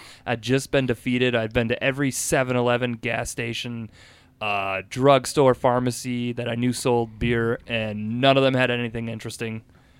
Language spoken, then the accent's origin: English; Minnesota, United States; I'm from Minnesota.